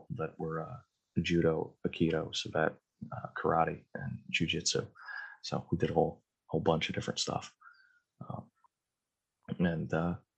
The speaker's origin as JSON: {"language": "English", "region": "Connecticut", "country": "United States", "said": "I'm from Connecticut"}